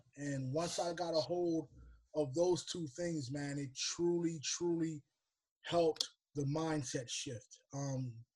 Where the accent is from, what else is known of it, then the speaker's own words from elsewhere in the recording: Lancaster, Pennsylvania, United States; moved away as an adult; now in Baltimore, United States; originally from Lancaster, Pennsylvania, but I now reside in Baltimore, Maryland